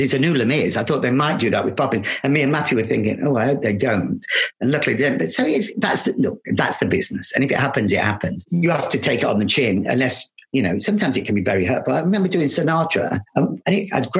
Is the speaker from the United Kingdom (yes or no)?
yes; Loughborough, East Midlands, United Kingdom; moved away; also born or lived in London; I come from Loughborough. A little dancer, a little boy from Loughborough